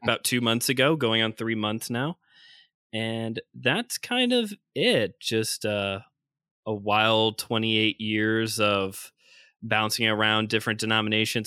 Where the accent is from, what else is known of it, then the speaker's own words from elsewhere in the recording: Northwest Indiana, United States; I'm from Northwest Indiana, born and raised here, also known as Chicagoland, also known as the region.